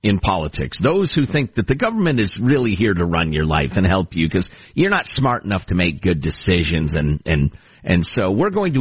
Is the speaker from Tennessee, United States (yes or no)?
no; Illinois, United States; moved away; my home state of Illinois